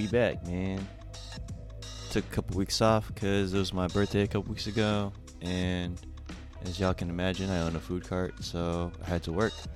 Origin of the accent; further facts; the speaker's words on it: San Jose, California, United States; now in Portland, United States; from where I'm from, San Jose, like we're both from Cali